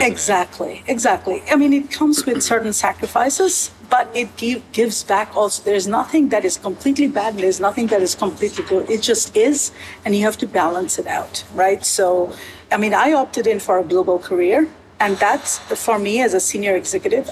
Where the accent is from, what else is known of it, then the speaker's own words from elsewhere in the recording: United States; moved away as an adult; now in Canada; as an American coming to work in Canada